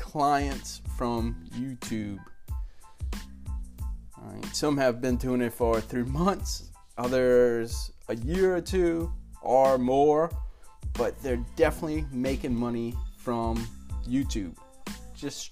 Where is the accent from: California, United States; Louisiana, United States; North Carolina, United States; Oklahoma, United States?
Louisiana, United States; South; I'm from South Louisiana, so I cut off words, and all